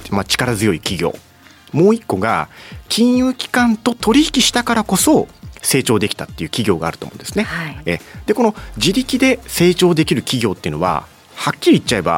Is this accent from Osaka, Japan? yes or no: no; Iwate, Japan; 地元の岩手の人は、